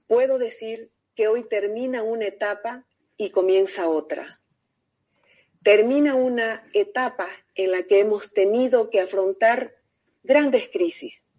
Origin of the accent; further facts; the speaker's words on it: Bolivia; Los bolivianos